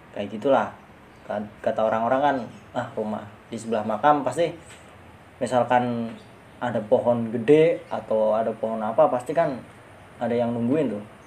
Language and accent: Indonesian; Java, Pantura, Indonesia; kalau di kampung gua namanya serenggi kalau di daerah daerah Jawa kayak gitu Pantura